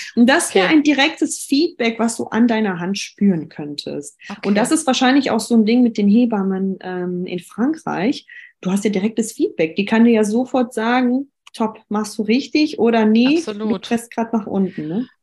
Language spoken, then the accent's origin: German; Düsseldorf, North Rhine-Westphalia, Germany; Ich komme aus Düsseldorf